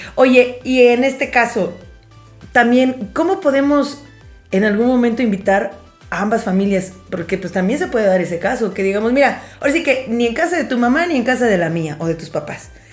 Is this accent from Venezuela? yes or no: no; Mexico; como buenos mexicanos que somos